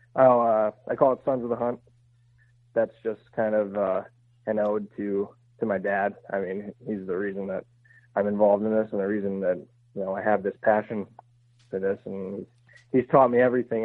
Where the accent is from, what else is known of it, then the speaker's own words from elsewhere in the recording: Pennsylvania, United States; I grew up hunting in Pennsylvania